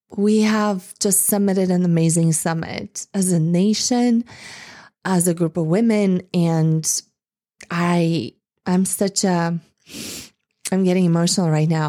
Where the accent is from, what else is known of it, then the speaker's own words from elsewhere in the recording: Bulgaria; moved away; growing up in Eastern Europe, in Bulgaria.